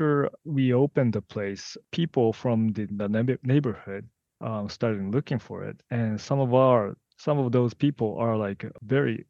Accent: Yokohama, Kanagawa, Japan; moved away as an adult; now in Fujimi, Japan; my hometown

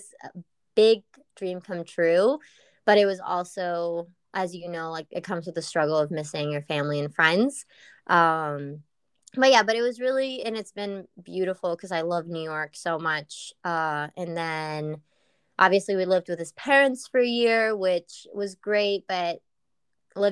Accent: Argentina; also born or lived in England; now in United States; I come from Argentina, from a very Latino family

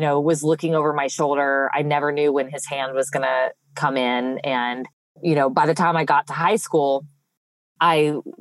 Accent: Los Angeles, California, United States; moved away as an adult; now in Brandon, Mississippi, United States; I'm originally from Los Angeles, California, and I spent my first 18 years there

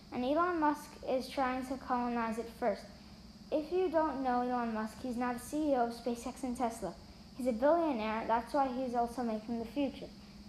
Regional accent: Switzerland; also born or lived in United States; I'm 9 years old and in fourth grade. I'm from Switzerland and America.

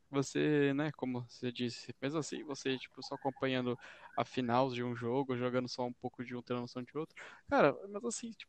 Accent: Brazil; A gente é brasileiro, né?

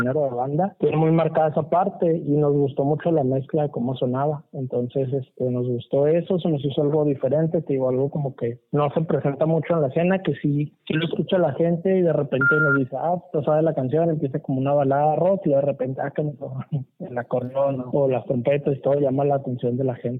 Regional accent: Chihuahua, Mexico; accent: northern; acá somos del norte, de Chihuahua, no sé si se notará un poquito bien en el acento

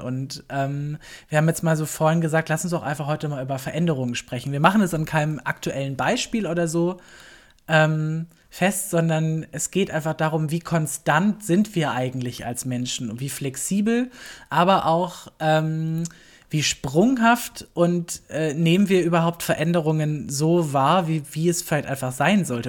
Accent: Baden-Württemberg, Germany; moved away as an adult; now in Berlin, Germany; ich komme ja aus, ein, aus Süddeutschland, ich komme aus Baden-Württemberg

